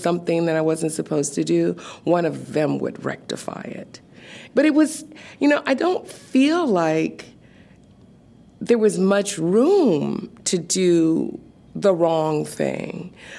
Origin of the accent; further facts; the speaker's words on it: Seattle, Washington, United States; I was born in Seattle, Washington. So I grew up right here, literally. It was, I don't know, it was home.